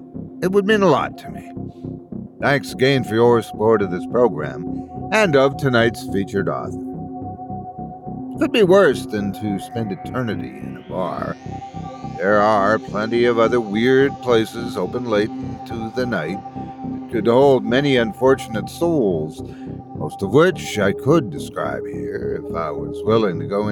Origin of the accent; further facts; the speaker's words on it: Newry, Northern Ireland, United Kingdom; I grew up in Newry, a medium-sized town located in the southern part of County Down, just a few miles north of the British-imposed border in Ireland.